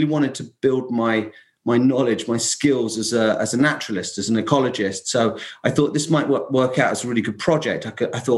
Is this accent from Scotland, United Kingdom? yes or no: no; London, United Kingdom; moved away as an adult; now in Essex, United Kingdom; I'm actually in that little old island, England, about an hour northeast of London, where I come from